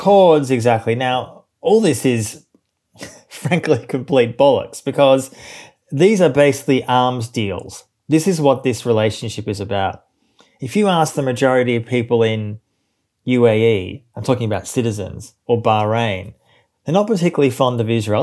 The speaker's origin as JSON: {"language": "English", "town": "Melbourne", "region": "Victoria", "country": "Australia", "tie": "born or raised there", "said": "I grew up in Australia, as you say, in Melbourne, which is, uh, the second biggest city in the country."}